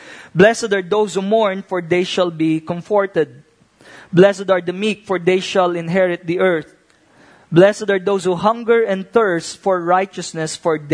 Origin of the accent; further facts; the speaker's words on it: Philippines; may sarili tayong value as a family and as a Filipino